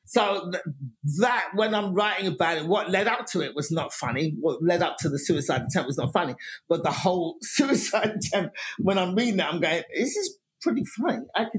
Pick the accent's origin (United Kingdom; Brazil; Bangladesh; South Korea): United Kingdom; England; now in United States; I'd been coming to America before that on vacations and then just going to comedy clubs and just going, I'm from England, could I get on stage?